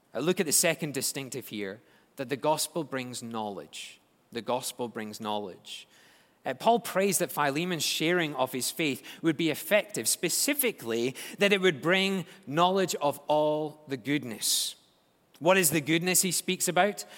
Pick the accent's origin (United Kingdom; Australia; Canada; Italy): United Kingdom; Scotland; moved away; As a Scotsman